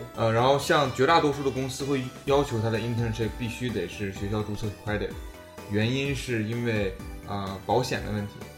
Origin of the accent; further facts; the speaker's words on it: Dalian, Liaoning, China; moved away as an adult; now in United States; 我自己大连的哈，我，我嗯。我是大连人